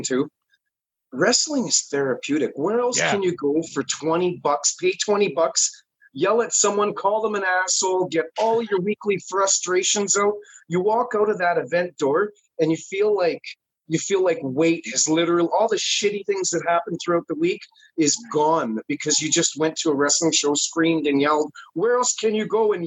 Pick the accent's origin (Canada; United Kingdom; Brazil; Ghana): Canada; I'm a Canadian